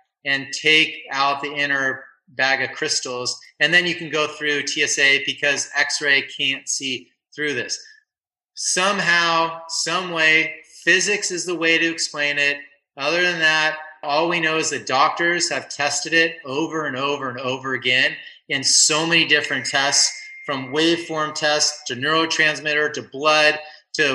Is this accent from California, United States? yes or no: yes; Simi Valley, California, United States; also born or lived in San Onofre; Simi Valley where I grew up